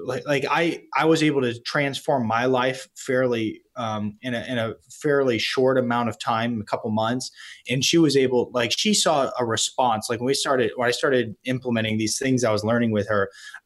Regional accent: East Coast, United States; I am from the East Coast

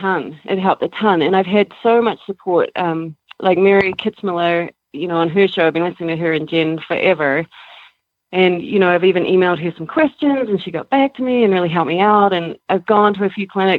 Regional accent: New Zealand; moved away as an adult; also born or lived in Canada; now in Colorado, United States; I'm from New Zealand

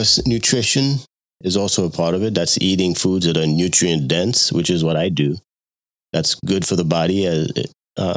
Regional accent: Long Island, New York, United States; moved away as an adult; also born or lived in Haiti; now in Virginia, United States; I was born in Haiti. And my family immigrated to the United States when I was 9 years old. And of course, I'm a naturalized citizen and grew up in New York

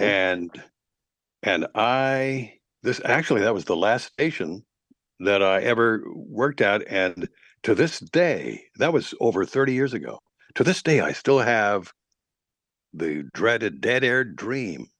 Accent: Lexington, Kentucky, United States; now in Atlanta, United States; I was, uh, born in Wil-, in Lexington, Kentucky

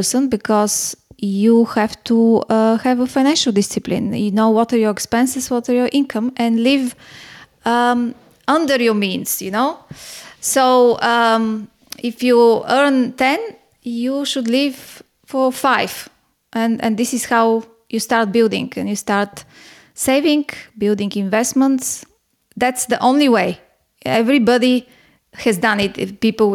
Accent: Bulgaria; moved away as an adult; also born or lived in Singapore / Hong Kong; now in Athens, Greece; I was born in Bulgaria, and by the time I was born, it was behind the Iron Curtain

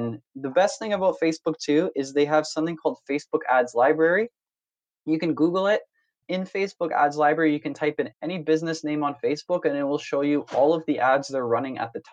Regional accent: Canada; moved away as an adult; also born or lived in Silicon Valley, United States; I grew up in Canada most of my life, went to university there, came out to the States for the first time after graduating to work in Silicon Valley

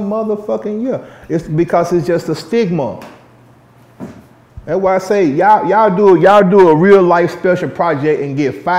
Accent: Dallas, Texas, United States; I'm from the South Dallas, Oak Cliff area, but I resided in the North

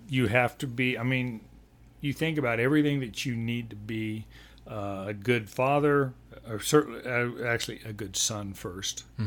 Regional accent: Denver, Colorado, United States; also born or lived in Texas Panhandle / New Mexico / Sioux Falls, South Dakota / Montana; I grew up in Denver from mm. age eight on

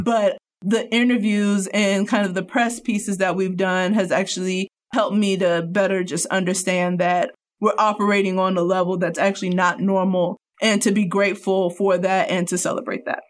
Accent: Cincinnati, Ohio, United States; now in Northwest Arkansas, United States; from Cincinnati

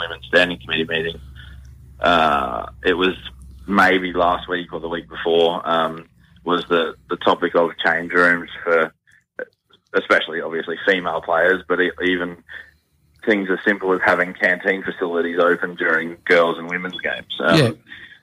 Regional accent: Brisbane, Queensland, Australia; also born or lived in Western Australia; now in Perth, Australia; I'm from Brisbane

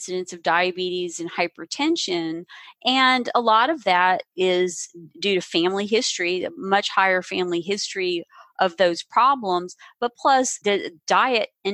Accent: the South, United States; I grew up in the South

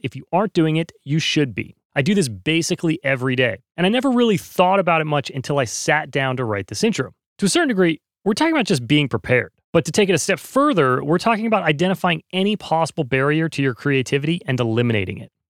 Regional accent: North Carolina, United States; now in Los Angeles, United States; I grew up in North Carolina

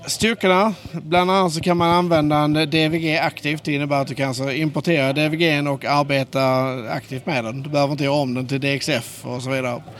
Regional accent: Skåne, Sweden; accent: Skånska; Jag hoppas ni förstår min skånska

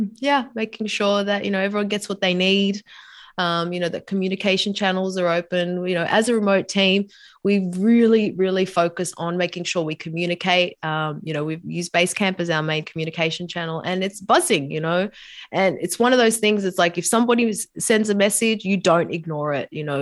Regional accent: Sydney, New South Wales, Australia; moved away as an adult; also born or lived in New York / San Diego; now in Sydney, Australia; back home in Sydney, my hometown.

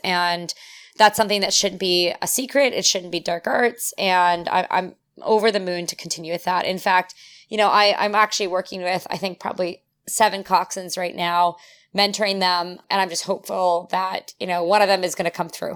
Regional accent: St. Catharines, Ontario, Canada; also born or lived in Europe / United States; I'm from Saint Catharines

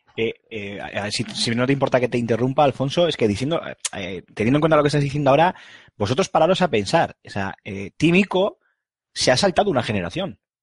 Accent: Bilbao, Basque Country, Spain; soy de Bilbao

